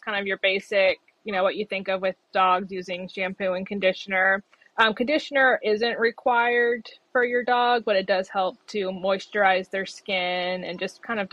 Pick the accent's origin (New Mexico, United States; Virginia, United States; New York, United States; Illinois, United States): Virginia, United States; Floyd County; also born or lived in San Francisco Bay Area, California; now in Roanoke, United States; I was 10 when we moved, but growing up in Floyd County was wonderful